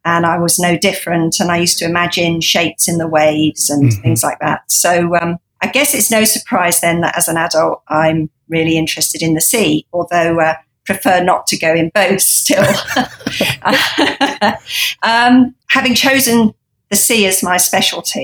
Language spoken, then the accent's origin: English; United Kingdom; I grew up on the South Coast, not far from where I made my Sirens photos